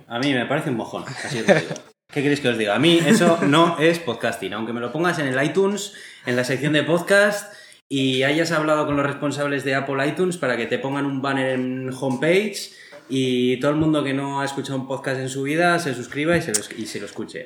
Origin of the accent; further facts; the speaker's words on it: Basque Country, Spain; Somos buenos ciudadanos de Euskadi